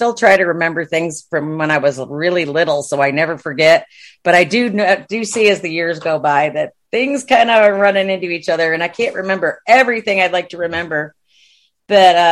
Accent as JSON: {"language": "English", "town": "Watertown", "region": "New York", "country": "United States", "tie": "born or raised there", "moved": "as an adult", "lives_now": "Texas, United States", "said": "I grew up in Watertown, New York."}